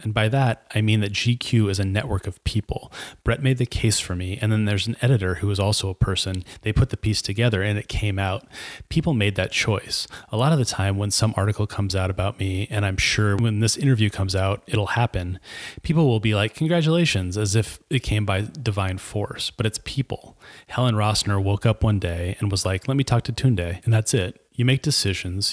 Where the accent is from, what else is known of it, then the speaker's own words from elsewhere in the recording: Nigeria; moved away; I'm a Nigerian immigrant artist, cook, and writer